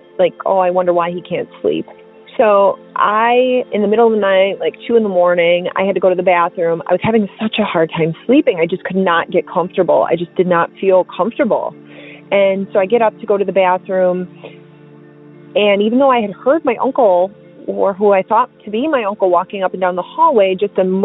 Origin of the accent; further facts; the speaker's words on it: Milwaukee, Wisconsin, United States; moved away as an adult; also born or lived in Fort Hood, Texas; I'm from Milwaukee, Wisconsin